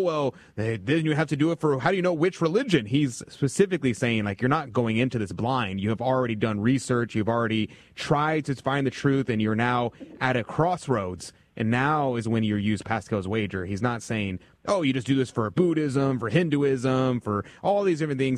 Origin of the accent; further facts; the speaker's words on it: United States; I'm American